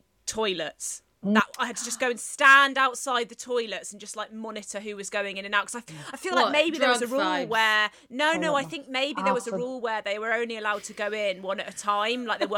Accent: rural Devon, South West England, United Kingdom; born or raised there

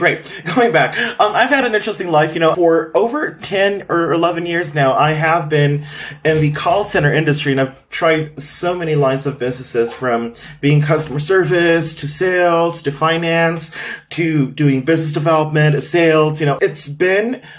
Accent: Philippines; moved away as an adult; now in Guadalajara, Mexico; I was born in the Philippines and I lived in many places in the Philippines from the southern region to the northern region. I'm now living in Mexico. I'm an immigrant here

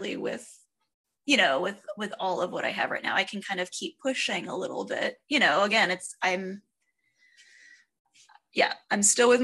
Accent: United States; being an American

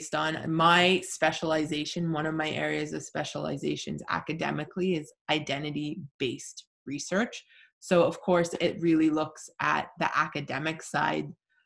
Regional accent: Canada; I'm Mi'kmaq. I've always identified as being Mi'kmaq when people ask who I am

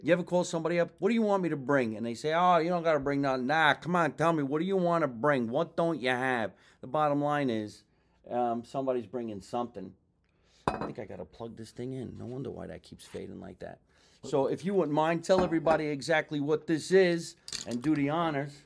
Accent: tri-state area, United States; every other Italian from around the, uh, tri-state area

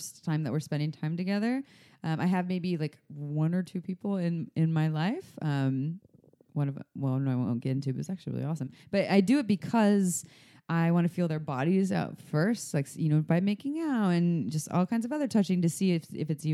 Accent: United States; I'm the American

